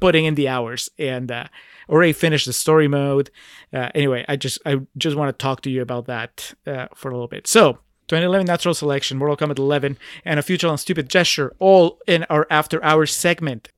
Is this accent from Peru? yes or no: yes; Peru; I'm from Peru